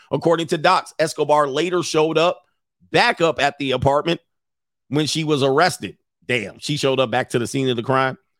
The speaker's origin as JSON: {"language": "English", "region": "Southern California", "country": "United States", "tie": "born or raised there", "said": "I lived in Southern California."}